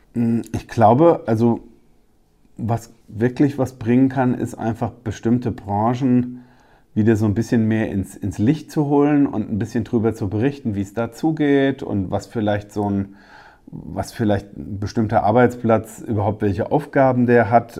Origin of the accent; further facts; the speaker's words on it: Rheingau-Taunus-Kreis, Hesse, Germany; bei uns im Rheingau-Taunus-Kreis